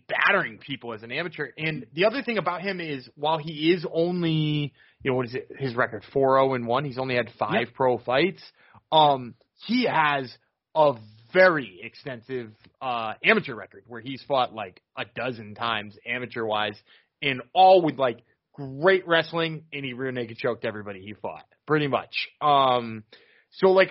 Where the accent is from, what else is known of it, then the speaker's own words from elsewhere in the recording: Massachusetts, United States; we're from Massachusetts